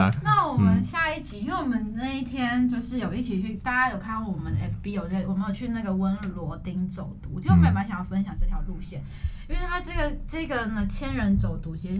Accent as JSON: {"language": "Chinese", "region": "Taipei", "country": "Taiwan", "said": "跟我们台北人或者跟我们生活到底有什么连接？"}